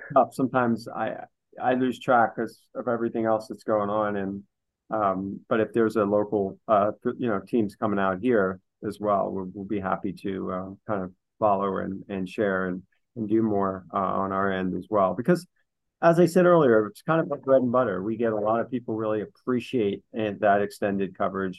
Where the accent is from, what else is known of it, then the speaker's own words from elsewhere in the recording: New York City, New York, United States; I grew up in the New York City area